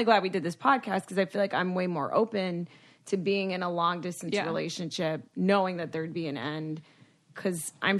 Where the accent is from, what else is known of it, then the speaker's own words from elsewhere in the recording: Dominican Republic; I'm Dominican